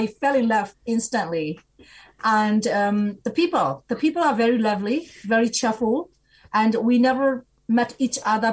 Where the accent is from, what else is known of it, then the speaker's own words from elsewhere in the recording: Myanmar; moved away as an adult; also born or lived in Singapore / Australia; now in New Zealand; I'm originally from Burma.